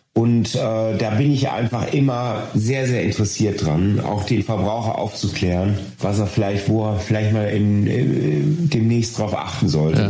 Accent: Ruhr area, North Rhine-Westphalia, Germany; hier bei uns im Ruhrgebiet

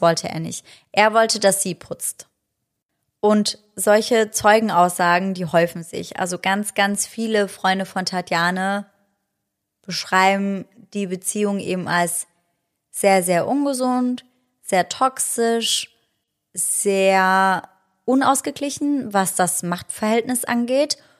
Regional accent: Germany; bei uns in Deutschland

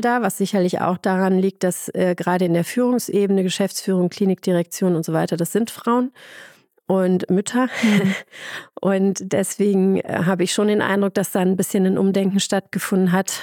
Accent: Ruhr area, North Rhine-Westphalia, Germany; now in Munich, Germany; ich komme ursprünglich aus dem, aus dem Ruhrpott

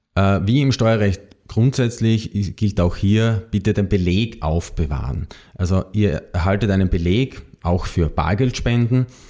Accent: Austria; bei uns in Österreich

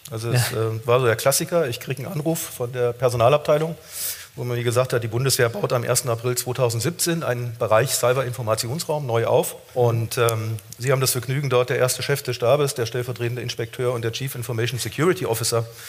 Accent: Germany; die wir als Deutsche zu bewältigen haben

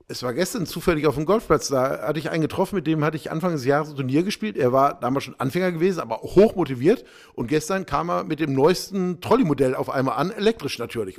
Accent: Ruhr area, North Rhine-Westphalia, Germany; selbst im Ruhrpott, wo ich herkomme

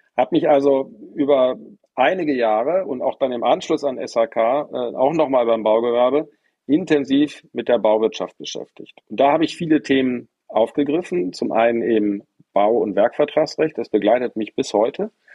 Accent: Bonn, North Rhine-Westphalia, Germany; ich bin in Bonn groß geworden

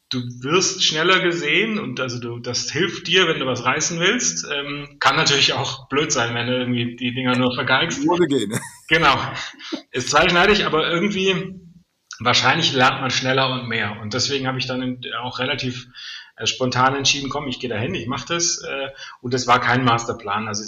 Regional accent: Tübingen, Baden-Württemberg, Germany; born there; Also ich komme zwar aus Süddeutschland, aber ähm, Weißenhorn oder Ulm, wo jetzt Peri, äh, mein erster Arbeitgeber, sitzt, ist nicht mein Geburtsort sondern ich bin 100 Kilometer weiter äh, westlich in Tübingen geboren.

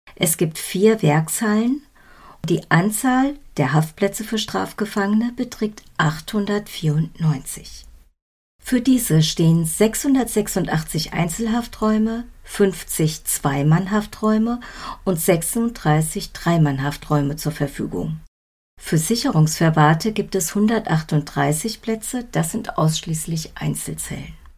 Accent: Soest, North Rhine-Westphalia, Germany; meiner Heimatstadt Soest

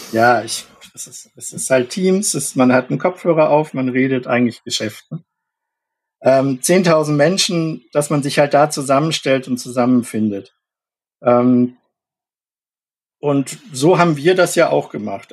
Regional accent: Munich, Bavaria, Germany; moved away as an adult; also born or lived in Berlin; now in Hamburg, Germany; Ich bin in München geboren und aufgewachsen

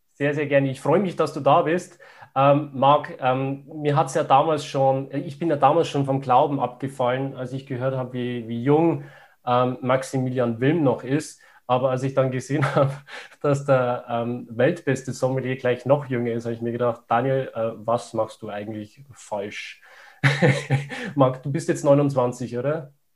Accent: Upper Palatinate, Bavaria, Germany; ich komme aus der Oberpfalz

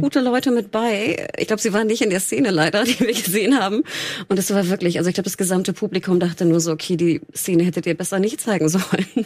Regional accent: the North, Northern Germany, Germany; ich bin aus dem Norden

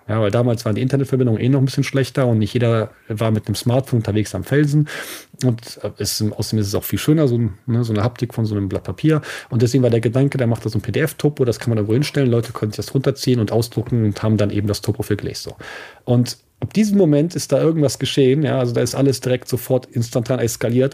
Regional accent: Eifel, Germany; bei uns in der Eifel

